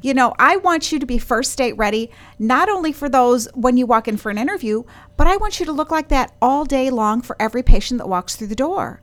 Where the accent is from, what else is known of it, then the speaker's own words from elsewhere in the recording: Wisconsin, United States; I am from Wisconsin